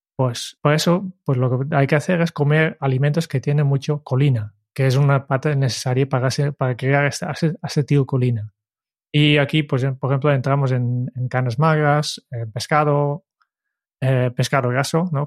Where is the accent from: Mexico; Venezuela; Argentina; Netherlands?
Netherlands; moved away; soy holandés